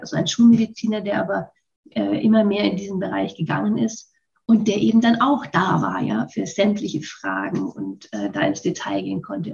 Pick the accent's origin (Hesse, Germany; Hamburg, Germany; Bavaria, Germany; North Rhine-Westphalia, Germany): Bavaria, Germany; Würzburg; ich bin schon mal in Würzburg geboren